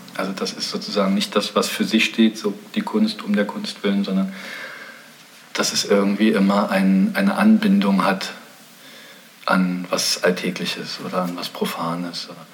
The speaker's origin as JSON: {"language": "German", "region": "East Germany", "country": "Germany", "tie": "born or raised there", "said": "ich bin in der DDR aufgewachsen in einem sehr künstlerisch motivierten Milieu."}